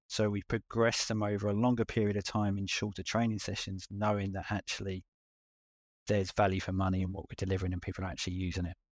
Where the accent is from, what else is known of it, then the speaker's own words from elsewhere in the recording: London, United Kingdom; accent: London; moved away as an adult; now in Auckland, New Zealand; with my accent, going back to London, the U K